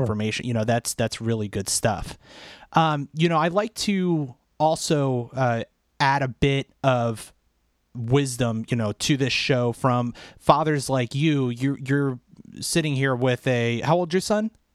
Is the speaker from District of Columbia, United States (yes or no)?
yes; Washington, District of Columbia, United States; We, we hail from the Washington, D C area